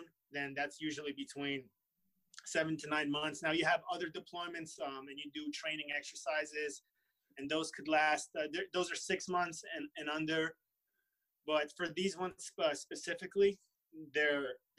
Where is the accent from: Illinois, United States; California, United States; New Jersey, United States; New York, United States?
New York, United States; New York City; also born or lived in Russia; I say I'm from Brooklyn because that's where I grew up, and that's where my memories are